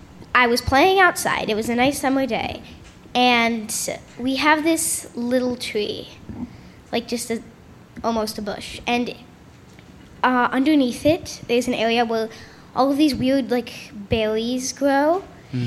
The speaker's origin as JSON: {"language": "English", "town": "Westmont", "region": "Illinois", "country": "United States", "said": "And I'm from Westmont, Illinois."}